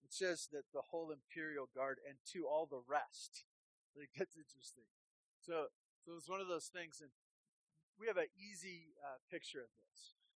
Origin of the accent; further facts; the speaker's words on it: Santa Barbara, California, United States; moved away; the church that I grew up in in Santa Barbara